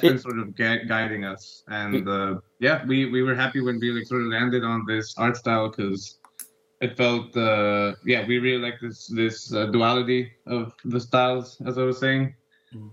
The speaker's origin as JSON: {"language": "English", "country": "Ecuador", "tie": "born or raised there", "also_born_or_lived": "United States", "moved": "as an adult", "said": "growing up in Ecuador around this time"}